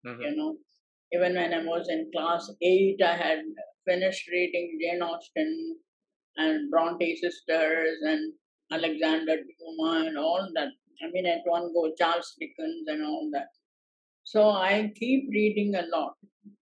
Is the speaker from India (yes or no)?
yes; Karnataka, India; moved away as an adult; also born or lived in Chennai, Tamil Nadu; I grew up in Karnataka. I was born and brought up there, and I never lived in Tamil Nadu